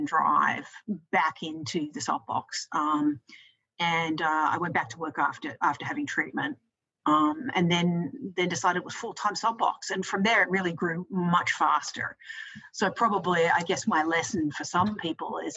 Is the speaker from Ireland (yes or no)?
no; Australia; also born or lived in United States; when I moved back to Australia, because I'm from Australia